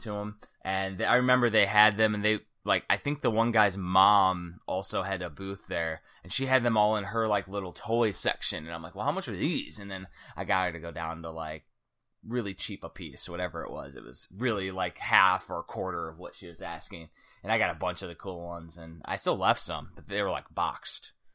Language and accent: English; Cedar Lake, Indiana, United States; I'm from Cedar Lake, Indiana, so it's like the last cornfield or the last town before the cornfields